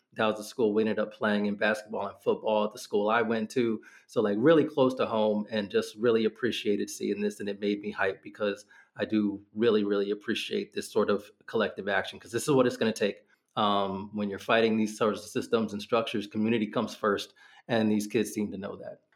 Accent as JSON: {"language": "English", "region": "Northern Virginia", "country": "United States", "tie": "born or raised there", "said": "I grew up in Northern Virginia"}